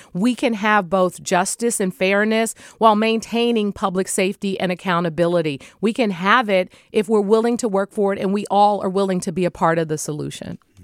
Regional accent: San Francisco, California, United States; when I was growing up in the Bayview Hunters Point community.

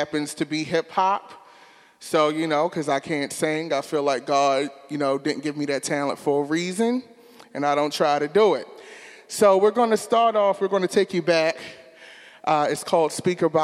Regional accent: Baltimore, Maryland, United States; I grew up in West Baltimore City.

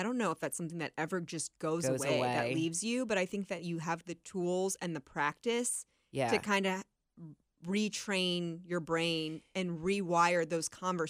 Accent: Canton, Ohio, United States; now in Cincinnati, United States; Yeah, I'm from Northeast Ohio. Canton.

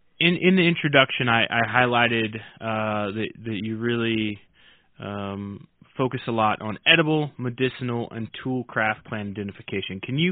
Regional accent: Oklahoma, United States; So I'm from Oklahoma, and I'm a member of the Choctaw Nation there

